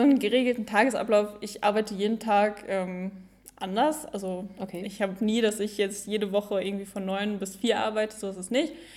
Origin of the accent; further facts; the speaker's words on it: Büscherheide, North Rhine-Westphalia, Germany; ich bin 19 Jahre alt und komme aus Büscherheide.